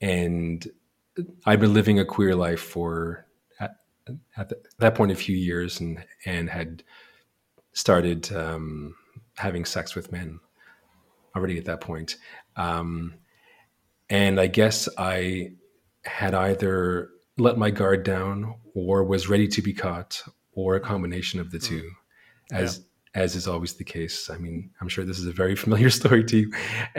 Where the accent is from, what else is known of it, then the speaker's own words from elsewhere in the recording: Montreal, Quebec, Canada; born there; Yeah, and so I was born in Montreal, Quebec, in Canada, and third generation Jehovah's Witness